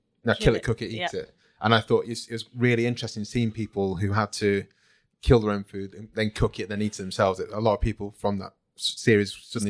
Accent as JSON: {"language": "English", "region": "England", "country": "United Kingdom", "tie": "born or raised there", "also_born_or_lived": "Nigeria", "said": "when I was born in Nigeria, came to England when I was 2"}